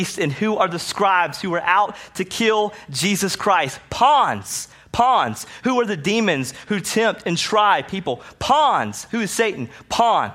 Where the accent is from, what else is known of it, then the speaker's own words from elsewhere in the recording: the South, United States; I grew up seeing it in the South